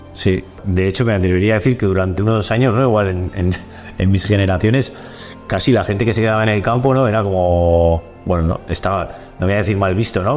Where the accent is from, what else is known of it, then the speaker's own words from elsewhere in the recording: Olite, Navarre, Spain; siempre he vivido en Olite